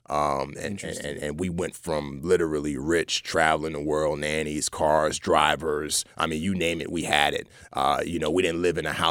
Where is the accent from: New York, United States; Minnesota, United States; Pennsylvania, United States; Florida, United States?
New York, United States; Bronx; So that's why she came back and I grew up in the Bronx.